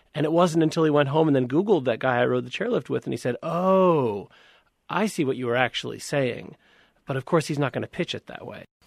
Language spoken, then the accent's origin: English; Montana, United States; I'm from Montana. I'm from the town where um, near where Richard Spencer moved